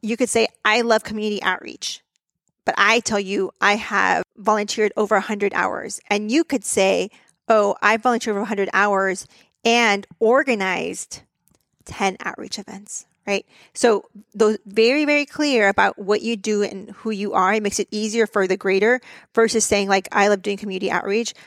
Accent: Texas, United States; my home state of Texas

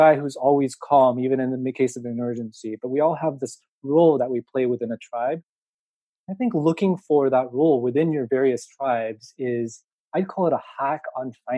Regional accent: Seattle, Washington, United States; also born or lived in Tokyo, Japan; I was born in Tokyo, and I moved to the States, Seattle specifically, when I was 2.5. So I grew up in America

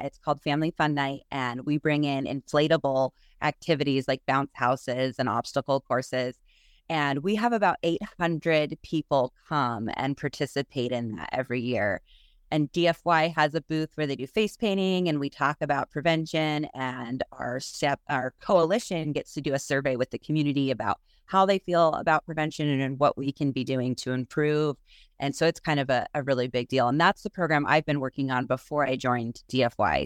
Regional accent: Salmon, Idaho, United States; I was born and raised here in Salmon

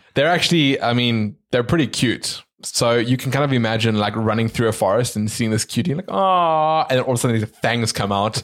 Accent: South Africa; we're from South Africa

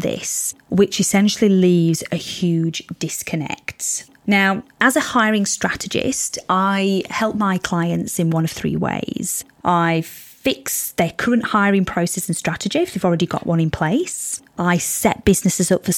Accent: Yorkshire and the Humber, United Kingdom; moved away as an adult; also born or lived in Spain; now in Sydney, Australia; I was born in Spain, bred in Yorkshire, and now living in somewhat sunny Sydney.

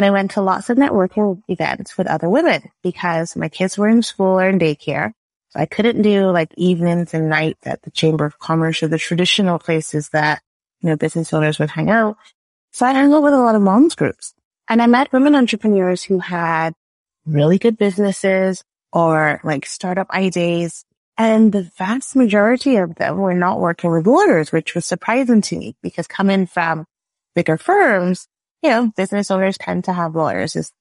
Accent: Barbados; now in Canada; I am a Canadian / Bajan. I grew up in Barbados. That's where the accent is from

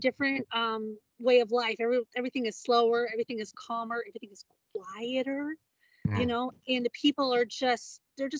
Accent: Indiana, United States; moved away as an adult; now in Newberry, United States; we're from Indiana

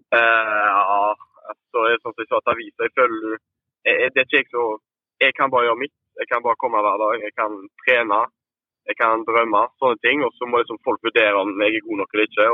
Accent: Haugesund, Rogaland, Norway; vi kom jo begge, fra Skåredalen, så vi gikk på samme skole fra, fra 1 til 10

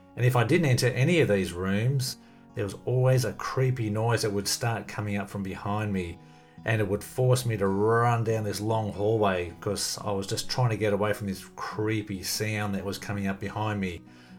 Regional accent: Melbourne, Victoria, Australia; born there; I was born in Melbourne, Australia in 1966.

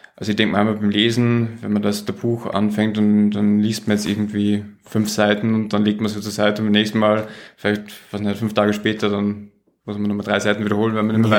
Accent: Austria; accent: Austrian; moved away; ich bin Österreicher, das stimmt, ich komme äh, ursprünglich aus Österreich

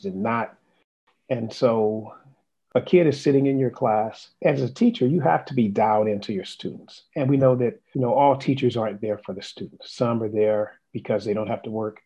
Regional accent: Los Angeles, California, United States; I'm originally from Los Angeles, California, and I went through Los Angeles Public Schools, LA Unified School District, graduated a high school

